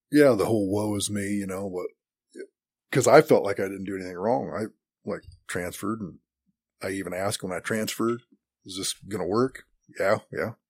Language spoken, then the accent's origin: English; Great Bend, Kansas, United States; also born or lived in Highland, Kansas; I was raised in Great Bend, Kansas, and graduated high school in eighty-six.